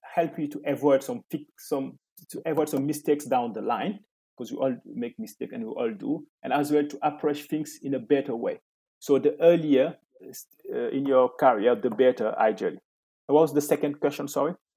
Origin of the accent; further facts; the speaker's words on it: Senegal; moved away as an adult; also born or lived in Ivory Coast; now in France; I was born in Senegal and I lived there until the age of 12.